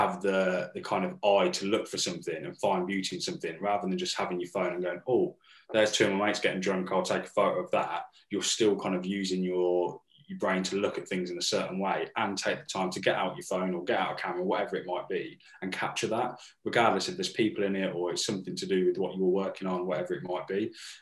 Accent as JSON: {"language": "English", "town": "Northampton", "region": "East Midlands", "country": "United Kingdom", "said": "we're from Northampton."}